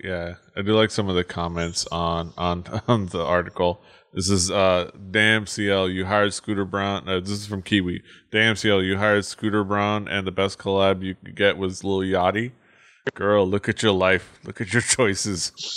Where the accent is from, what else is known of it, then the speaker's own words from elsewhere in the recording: Miami, Florida, United States; I'm from Miami.